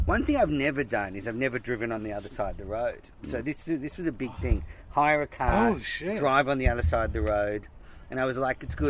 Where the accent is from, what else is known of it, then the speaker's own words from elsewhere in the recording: Sydney, New South Wales, Australia; I'm from Sydney